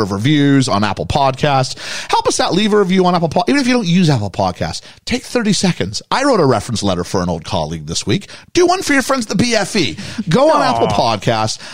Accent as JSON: {"language": "English", "country": "Canada", "also_born_or_lived": "United States", "moved": "yes", "lives_now": "United Kingdom", "said": "For my experience as a Canadian"}